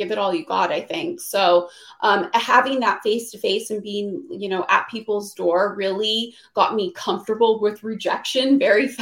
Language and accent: English; Phoenix, Arizona, United States; also born or lived in Los Angeles; I'm from Phoenix. That's where I am. I'm back in Phoenix now